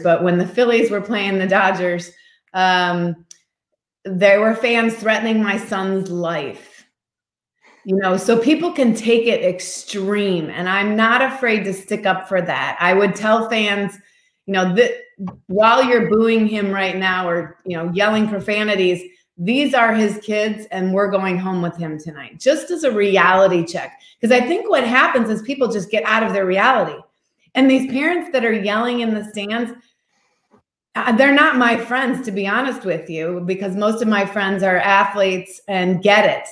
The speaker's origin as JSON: {"language": "English", "region": "Midwest", "country": "United States", "tie": "born or raised there", "also_born_or_lived": "Seattle / Florida", "moved": "yes", "said": "We grew up in the Midwest"}